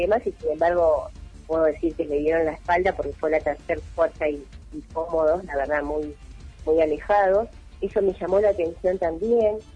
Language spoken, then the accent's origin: Spanish; Villa del Dique, Córdoba, Argentina; mi pueblo, Villaldique